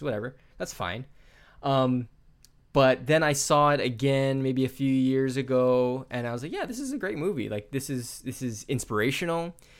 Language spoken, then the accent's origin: English; United States